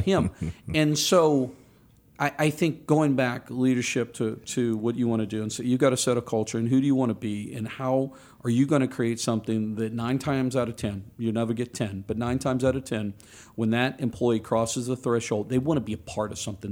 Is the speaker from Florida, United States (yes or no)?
no; New Orleans, Louisiana, United States; I grew up down in New Orleans